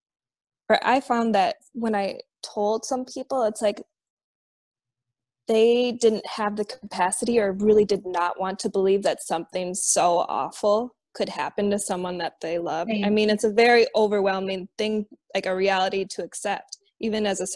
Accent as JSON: {"language": "English", "region": "Minnesota", "country": "United States", "tie": "born or raised there", "said": "here in my home state in Minnesota"}